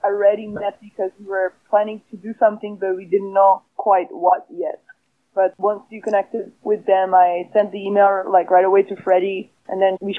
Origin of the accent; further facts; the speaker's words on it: Northern Quebec, Canada; I'm a white settler from Northern Quebec